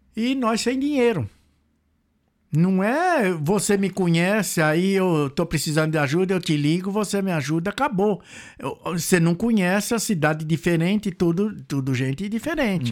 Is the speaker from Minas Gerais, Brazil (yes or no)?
no; Goiás, Brazil; moved away as an adult; also born or lived in São Paulo / Mato Grosso; now in Dublin, Ireland; Eu morei em Goiás também, fui criado em Goiás, Mato Grosso